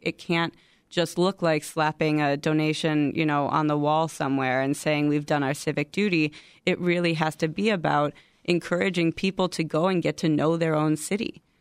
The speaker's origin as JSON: {"language": "English", "town": "Chicago", "region": "Illinois", "country": "United States", "tie": "born or raised there", "said": "I'm from Chicago, born and raised in Chicago."}